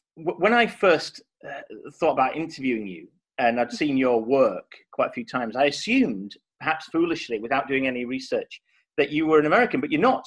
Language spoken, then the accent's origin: English; Yorkshire and the Humber, United Kingdom; now in London, United Kingdom; I'm from Yorkshire